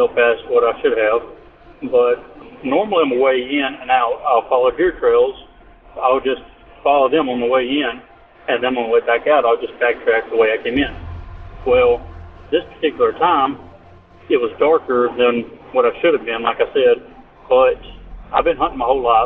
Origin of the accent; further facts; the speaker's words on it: Mississippi, United States; I'm from Mississippi